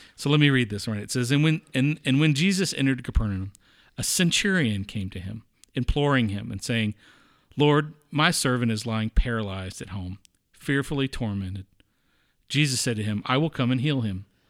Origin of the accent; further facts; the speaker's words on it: the South, United States; I grew up in the South too